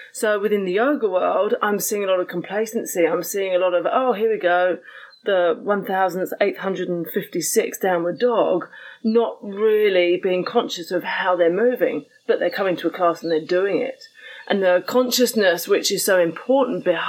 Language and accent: English; United Kingdom; moved away as an adult; also born or lived in New Zealand; I'm a Brit, I'm a POM